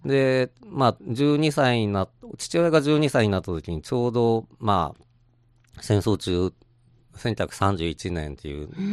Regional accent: Tokyo, Japan; その私東京の人間なんですけども

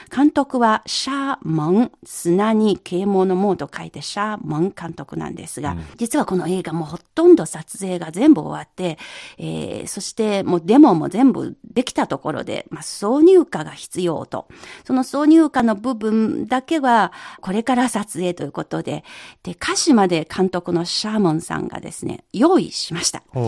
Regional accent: Yangtze River basin, China; 長江のほとりで育ちました

